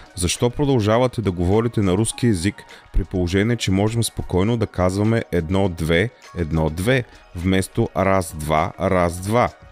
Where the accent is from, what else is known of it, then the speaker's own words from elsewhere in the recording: Bulgaria; Аз съм българин, а не старобългарин